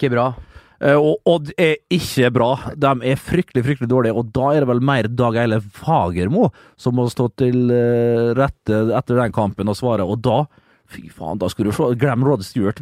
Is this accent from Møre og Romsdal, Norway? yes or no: yes; Møre og Romsdal, Norway; Jeg er romsdaling